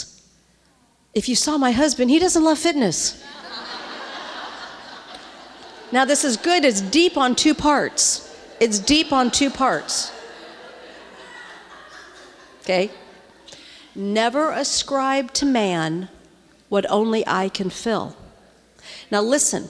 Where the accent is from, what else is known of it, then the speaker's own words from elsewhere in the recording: St. Louis, Missouri, United States; I grew up in the Midwest in St. Louis